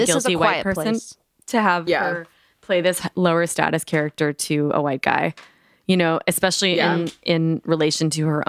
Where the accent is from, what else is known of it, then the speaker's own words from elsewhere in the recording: Minneapolis, Minnesota, United States; But like in my town where I grew up in Minneapolis, where football doesn't matter